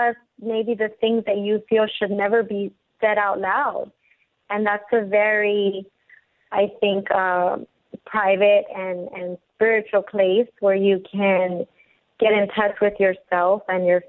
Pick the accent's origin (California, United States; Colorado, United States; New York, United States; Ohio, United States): California, United States; Compton; moved away as an adult; also born or lived in Lynwood, California; growing up in Compton and Linwood